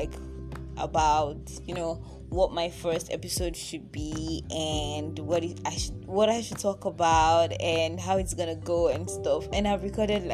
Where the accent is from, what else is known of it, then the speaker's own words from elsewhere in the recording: Ekiti, Nigeria; now in Lagos, Nigeria; So I was born in Lagos, and yeah, I was in Lagos for about 8 years, but my parents, and then we left Lagos, like we moved to Ekiti State